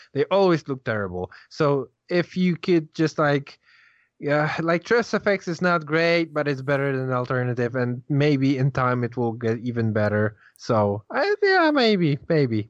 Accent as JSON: {"language": "English", "country": "Poland", "said": "I'm Polish."}